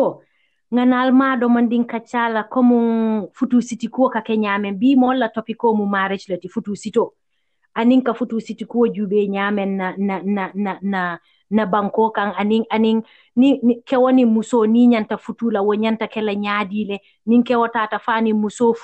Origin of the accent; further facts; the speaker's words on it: Gambia; now in United States; I grew up in Gambia not knowing it.